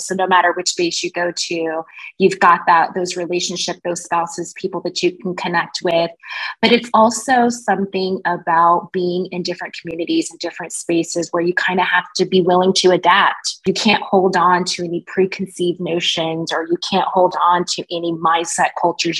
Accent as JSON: {"language": "English", "town": "Wichita", "region": "Kansas", "country": "United States", "tie": "born or raised there", "also_born_or_lived": "Spokane, Washington", "moved": "yes", "said": "I grew up in Wichita, Kansas."}